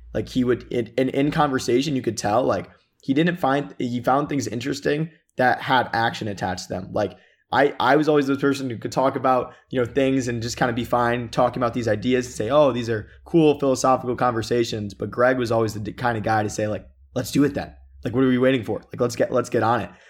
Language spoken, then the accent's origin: English; Michigan, United States; also born or lived in Chicago, Illinois; I was born in Chicago. Uh, moved, moved to Michigan when I was pretty young